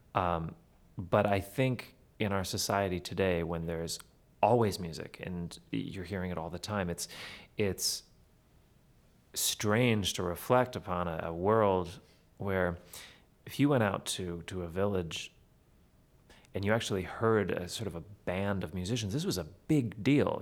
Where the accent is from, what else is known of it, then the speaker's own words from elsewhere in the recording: Manitoba, Canada; I'm from Manitoba, you can drive for hours and it looks exactly the same.